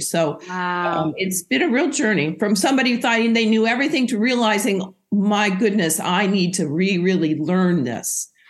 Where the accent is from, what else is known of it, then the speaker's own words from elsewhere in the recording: Oregon, United States; moved away as an adult; now in Boston, United States; I grew up and went to medical school in Oregon. That's where I'm from